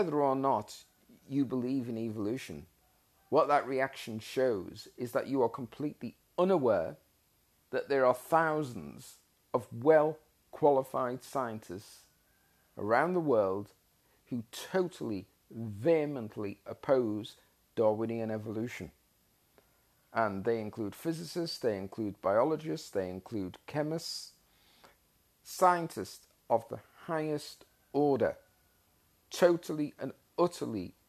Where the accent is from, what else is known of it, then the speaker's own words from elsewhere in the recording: Australia; As an Australian citizen